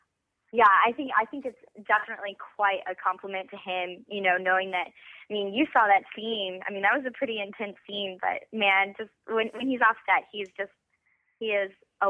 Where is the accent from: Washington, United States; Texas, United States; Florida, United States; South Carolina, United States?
Texas, United States; Weatherford; Yes. Originally, I am from Weatherford, Texas.